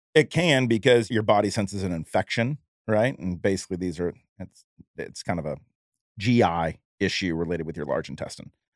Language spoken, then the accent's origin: English; Jacksonville, Florida, United States; I'm from Jacksonville